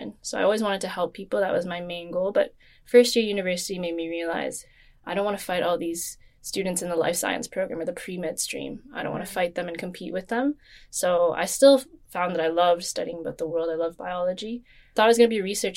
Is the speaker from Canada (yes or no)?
yes; Toronto, Ontario, Canada; I was born in Toronto, Ontario